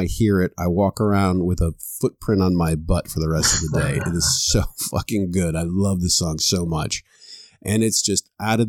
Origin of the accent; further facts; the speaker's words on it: Florida, United States; I grew up in Florida